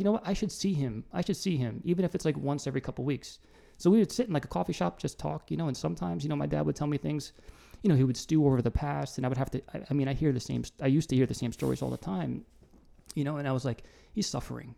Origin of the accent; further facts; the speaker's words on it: New Jersey, United States; I'm from Jersey.